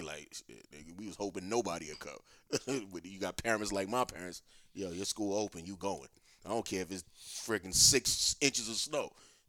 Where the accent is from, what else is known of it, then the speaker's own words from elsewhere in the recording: New York City, New York, United States; also born or lived in Brooklyn / Bronx; even when I moved from Harlem, we still went to school in Harlem.